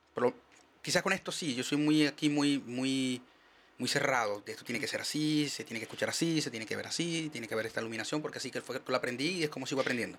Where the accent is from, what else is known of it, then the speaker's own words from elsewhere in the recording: Maracaibo, Zulia, Venezuela; moved away as an adult; yo soy el maracucho menos regionalista que existe